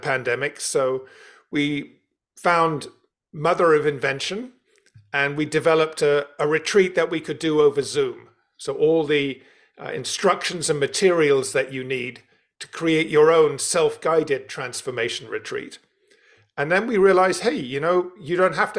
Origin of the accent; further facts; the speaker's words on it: London, United Kingdom; You can tell from my accent, I was born and brought up in London.